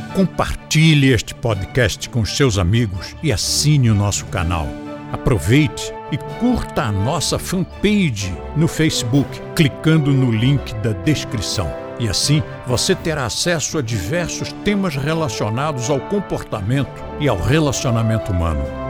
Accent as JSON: {"language": "Portuguese", "region": "Rio de Janeiro", "country": "Brazil", "tie": "born or raised there", "moved": "yes", "lives_now": "São Paulo, Brazil", "said": "contra o Rio de Janeiro, onde eu nasci"}